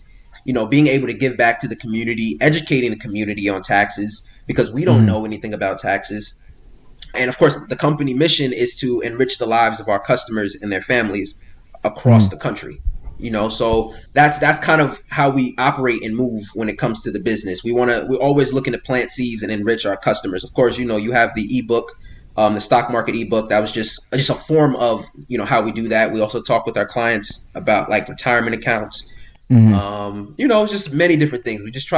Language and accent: English; Miami, Florida, United States; born there; also born or lived in New York; now in New Jersey, United States; I'm originally from Florida, right? I was born in Miami, Florida. My family moved around a little bit growing up. You know, I was born in Florida. I moved to New York, lived in New York for a little bit, then moved over to Jersey.